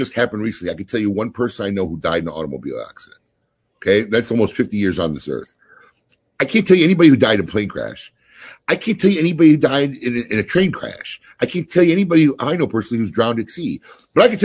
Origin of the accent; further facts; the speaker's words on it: Chicago, Illinois, United States; I come from Chicago